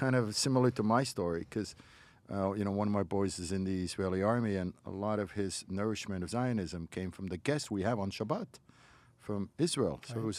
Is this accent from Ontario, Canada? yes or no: no; Montreal, Quebec, Canada; I'm from Montreal.